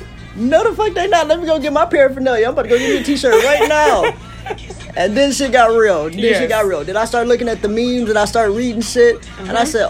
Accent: Detroit, Michigan, United States; I grew up on Detroit's east side. Lived there all the way up into high school, where I got in a little bit of trouble. Ended up moving to the west side.

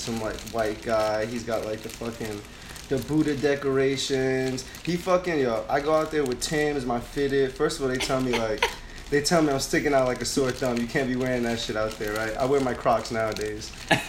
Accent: New York, United States; moved away as an adult; now in California, United States; I'm a New Yorker through and through

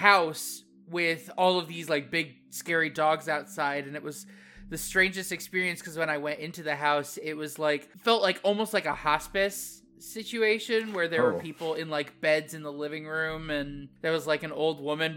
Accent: Midwest, United States; I grew up in the Midwest, I grew up in farm country

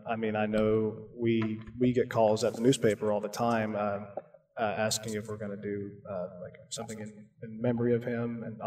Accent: Madison, Alabama, United States; I am a North Alabama guy. I've lived here my whole life. I went to Bob Jones High School. I grew up in Madison, but I've lived off County Line Road my whole life. So I've always been like right next to Limestone.

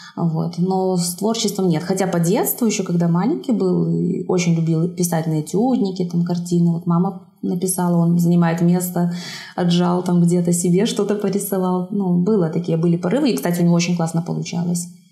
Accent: Zhabinka, Brest Region, Belarus; я родилась в Жабинке, закончила там школу

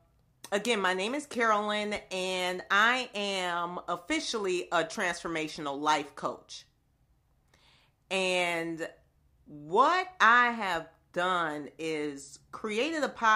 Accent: Buffalo, New York, United States; I grew up in the inner city. I grew up in Buffalo, New York, the second largest city in New York State.

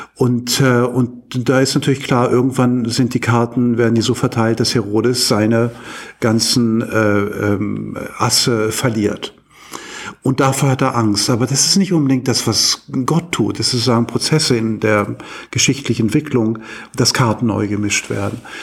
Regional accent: Hamburg, Germany; moved away as an adult; now in Uppsala, Sweden; ich bin ja ursprünglich Hamburger

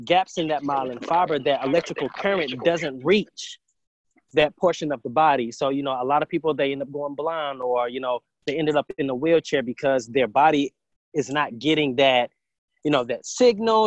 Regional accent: Huntsville, Alabama, United States; also born or lived in Triana, Alabama; I was definitely raised here in Huntsville, went to elementary school all the way through college

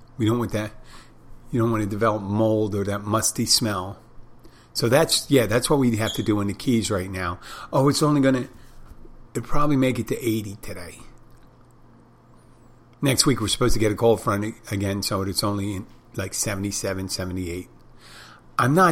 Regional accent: Philadelphia, Pennsylvania, United States; as a kid growing up in Philadelphia

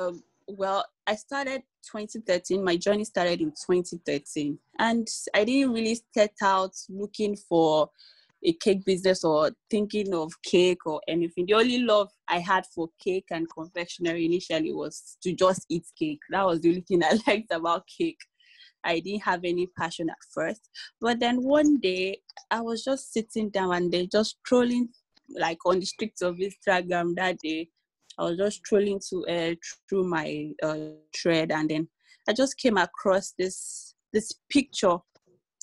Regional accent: Ibadan, Oyo, Nigeria; moved away as an adult; also born or lived in Lagos State; now in Lagos, Nigeria; I was born and bred in Ibadan, Oyo State, but I now live and work in Lagos State due to marriage and all.

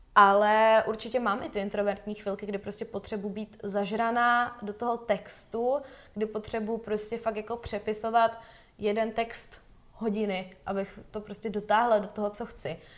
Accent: Valašské Meziříčí, Zlín Region, Czechia; začala jsem chodit do valašského souboru tanců a zpěvu. Jmenovalo se to Ovečky, u nás ve Valmezu

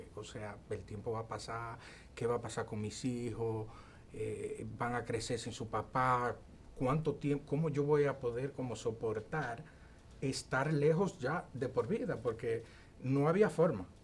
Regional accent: Bonao, Monseñor Nouel, Dominican Republic; yo soy de Bonao

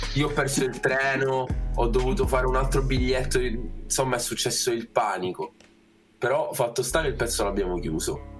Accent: Italy; accent: Italian; avevo un accento, un accento molto italiano

